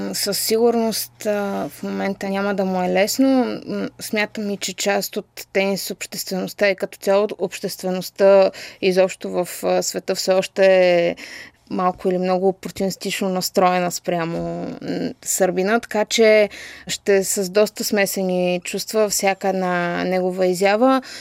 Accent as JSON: {"language": "Bulgarian", "country": "Bulgaria", "said": "аз като българка"}